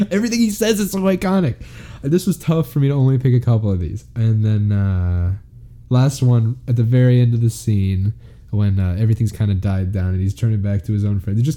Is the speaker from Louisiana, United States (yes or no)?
yes; New Orleans, Louisiana, United States; I'm from New Orleans, the Big Easy.